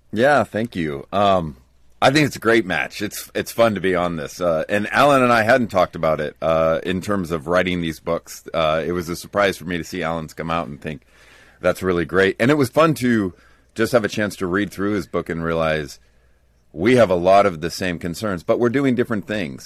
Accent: United States; as an American evangelical

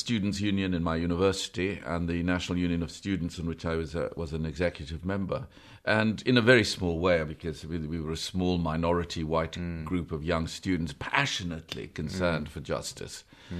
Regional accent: South Africa; Yeah, we were raised in South Africa, which is where I came from. In a sort of Catholic family

